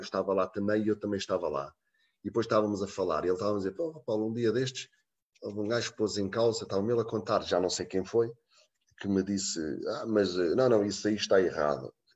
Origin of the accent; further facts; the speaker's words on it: Portugal; moved away as an adult; now in Bordeaux, France; Eu sou Tuga